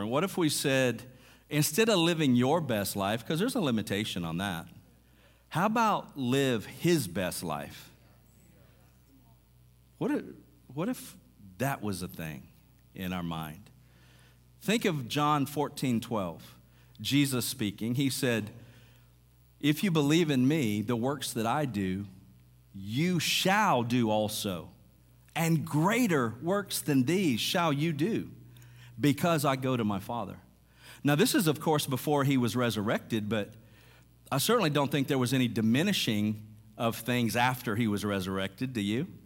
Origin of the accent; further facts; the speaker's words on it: Mississippi, United States; I was raised in Mississippi, so going back to Arkansas isn't that big of a deal.